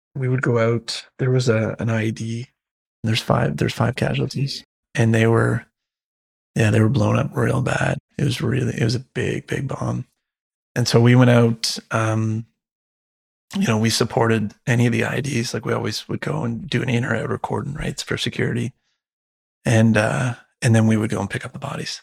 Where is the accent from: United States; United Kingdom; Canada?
Canada; as a Canadian